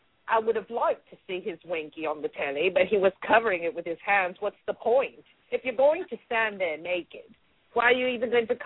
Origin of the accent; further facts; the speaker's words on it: London, United Kingdom; Even though I am from London, I know a good football team when I see it.